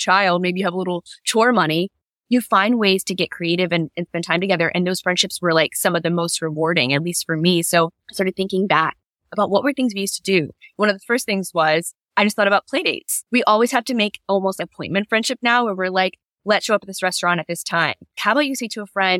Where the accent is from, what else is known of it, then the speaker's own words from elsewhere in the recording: Virginia Beach, Virginia, United States; I grew up in Virginia Beach, Virginia